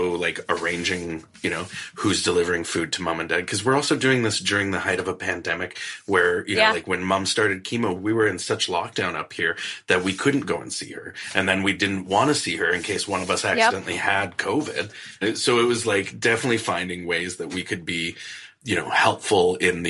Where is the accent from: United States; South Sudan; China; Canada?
Canada